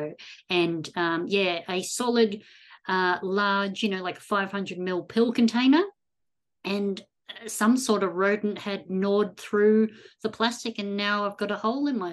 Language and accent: English; Australia; growing up in Australia